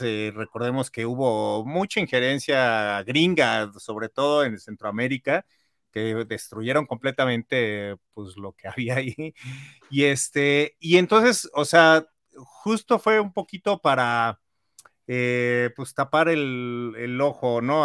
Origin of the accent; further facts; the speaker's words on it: Mexico; muy simbólica para los mexicanos, porque es la primera vez que James Bond visita nuestra tierra